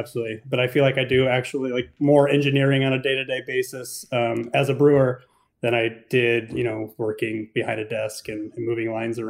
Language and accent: English; Cleveland, Ohio, United States; moved away; I grew up in Cleveland, Ohio